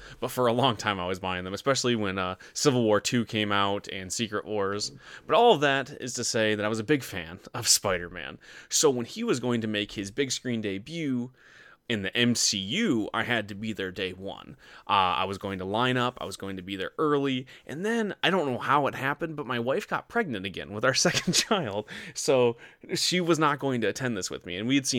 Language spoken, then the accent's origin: English; Michigan, United States; I grew up in Northern Michigan. There was nothing else to do but watch TV.